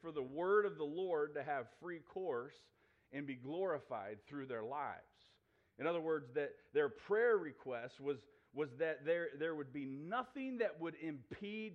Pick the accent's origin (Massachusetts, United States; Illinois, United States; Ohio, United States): Ohio, United States; New Philadelphia; moved away; my hometown of New Philadelphia, Ohio